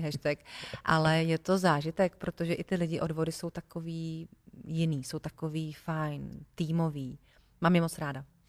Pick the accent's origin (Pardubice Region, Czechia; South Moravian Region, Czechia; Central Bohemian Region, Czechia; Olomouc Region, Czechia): Central Bohemian Region, Czechia; Votice; now in Prague, Czechia; já jsem z Votic, což mm-hmm. je malý městečko, uh, malý městečko u Benešova. A tam řeku nemáme